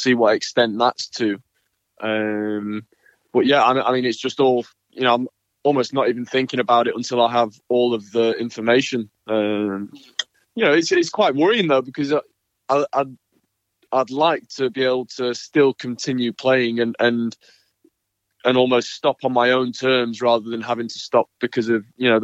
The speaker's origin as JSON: {"language": "English", "country": "United Kingdom", "said": "as a British player, we didn't have Wimbledon"}